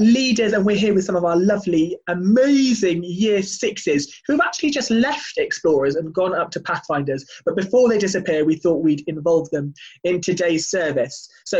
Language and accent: English; Wales, United Kingdom; I grew up in Wales